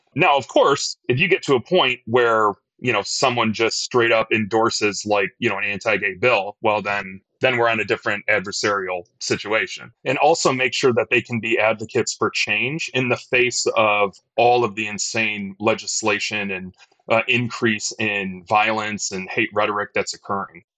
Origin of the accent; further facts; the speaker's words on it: Detroit, Michigan, United States; now in Chicago, United States; I grew up in Detroit